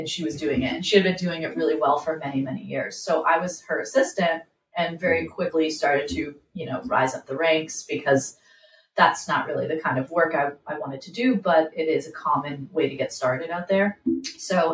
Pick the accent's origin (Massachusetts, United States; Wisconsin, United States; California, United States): Massachusetts, United States; moved away as an adult; also born or lived in Texas / Los Angeles; I am originally from Massachusetts.